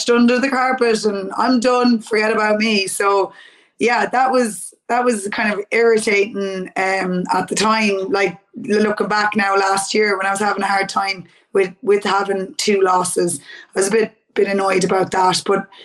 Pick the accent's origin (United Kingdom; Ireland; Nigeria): Ireland; Mullingar, Westmeath; I'm from Mullingar